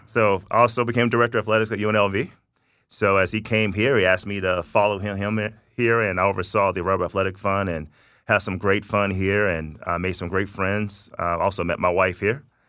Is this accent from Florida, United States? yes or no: yes; Tallahassee, Florida, United States; moved away as an adult; also born or lived in Thomasville, Georgia; now in Las Vegas, United States; I'm from North Florida, South Georgia, uh, by way of Tallahassee, Florida, Thomasville, Georgia.